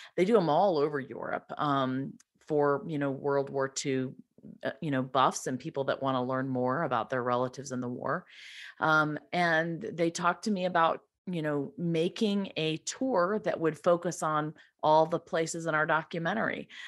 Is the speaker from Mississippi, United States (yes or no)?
yes; Laurel, Mississippi, United States; Laurel, Mississippi, which is my hometown